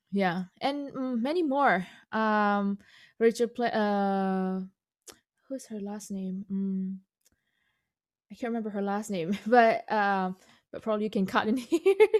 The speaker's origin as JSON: {"language": "English", "country": "Indonesia", "first_language": "Indonesian", "second_language": "English", "moved": "yes", "said": "Chinese-born Indonesian, second generation"}